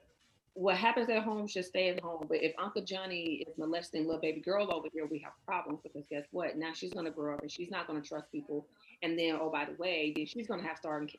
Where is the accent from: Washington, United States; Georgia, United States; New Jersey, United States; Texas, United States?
Georgia, United States; I am from the South, I am from Georgia. So I grew up in a house where yes ma'am, no ma'am was the thing